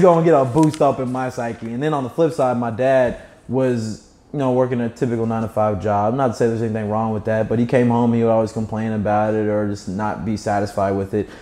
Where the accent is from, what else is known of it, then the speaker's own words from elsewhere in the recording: Kentucky, United States; I'm from Kentucky